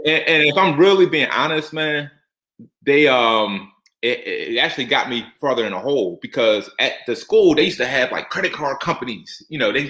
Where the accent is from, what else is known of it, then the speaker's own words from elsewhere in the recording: Norristown, Pennsylvania, United States; born and raised from Norristown, PA, which is probably about, 30 minutes outside of Philadelphia